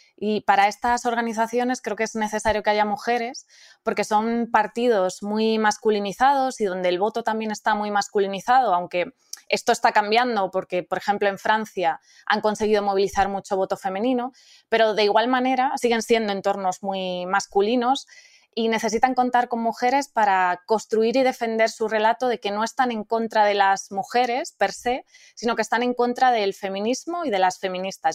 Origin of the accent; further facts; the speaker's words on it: Spain; Como mujer, como española, como madre